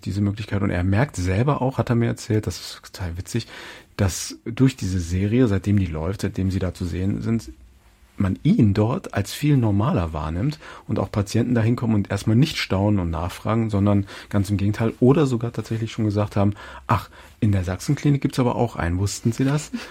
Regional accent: Hildesheim, Lower Saxony, Germany; aus der Nähe meiner Heimatstadt Hildesheim

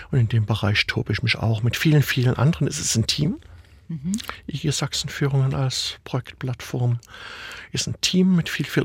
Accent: Dresden, Saxony, Germany; born there; der letzteren, gebürtiger Dresdner, was mein Vater dahin verschlagen hatte.

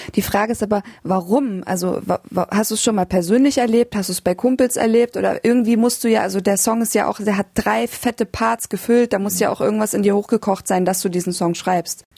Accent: Germany; now in Berlin, Germany; ich als Deutscher

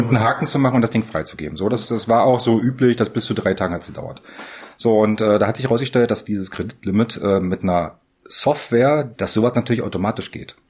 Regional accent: Magdeburg, Saxony-Anhalt, Germany; Ich bin gebürtiger Magdeburger.

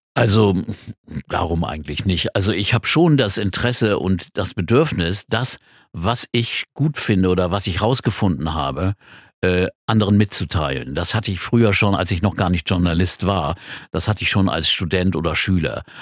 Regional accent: Quakenbrück, Lower Saxony, Germany; moved away as an adult; also born or lived in Bramsche / Hamburg; ich bin in Bramsche geboren, das ist eine Stadt bei, bei Osnabrück und dann nach Quakenbrück gezogen. Das ist für mich meine Heimatstadt.

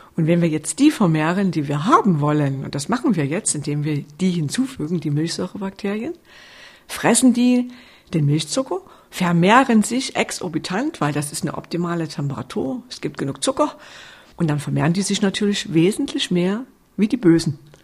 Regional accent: Sörnewitz, Saxony, Germany; ursprünglich stamme ich aus Surnewitz bei Meißen.

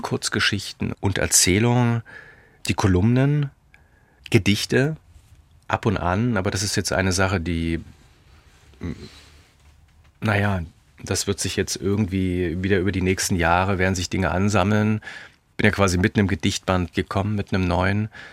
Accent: Leipzig, Saxony, Germany; born or raised there

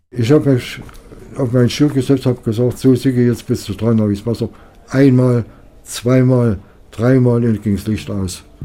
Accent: Waldheim, Saxony, Germany; Ich persönlich habe in meiner Kindheit viel hier in Waldheim gelebt

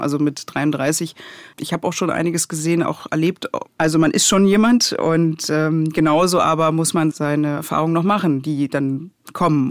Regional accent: Berlin, Germany; also born or lived in Leipzig; ich komme ja aus Pankow und bis zu einem gewissen Alter bin ich auch nicht aus Pankow rausgekommen

